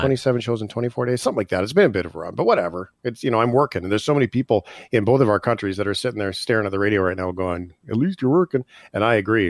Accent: Canada; as Canadians

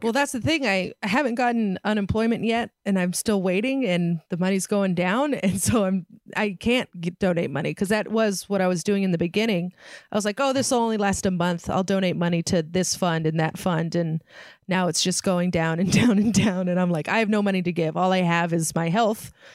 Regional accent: San Francisco Bay Area, California, United States; I grew up in San Francisco Bay Area

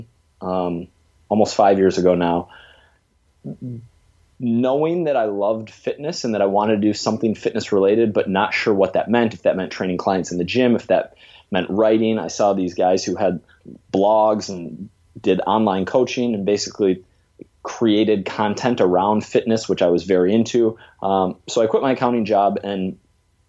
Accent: Minnesota, United States; now in New York, United States; I grew up in the Midwest in Minnesota

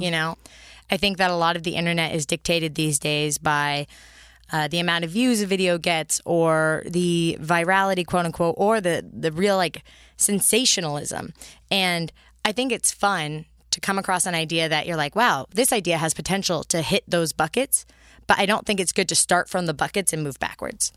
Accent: San Mateo, California, United States; also born or lived in Berkeley, California; I grew up in, uh, the Bay Area, so San Francisco, adjacent

